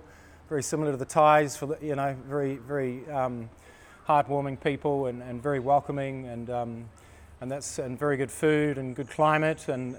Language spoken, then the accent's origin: English; Christchurch, Canterbury, New Zealand; moved away; also born or lived in Auckland, New Zealand; I was in Auckland, actually. I'm from Christchurch originally in New Zealand, which is the South Island.